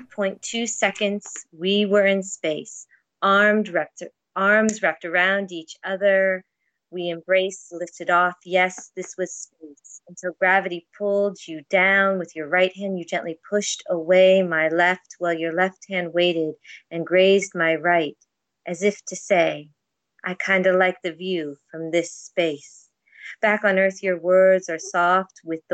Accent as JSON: {"language": "English", "country": "United States", "moved": "yes", "lives_now": "Toronto, Canada", "said": "I'm an American in Toronto"}